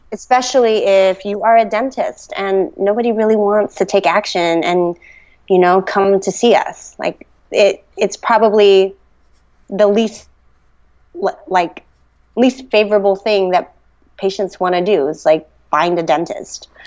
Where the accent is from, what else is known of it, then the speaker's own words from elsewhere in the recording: the Bay Area, California, United States; also born or lived in New York; now in Sacramento, United States; I grew up in the Bay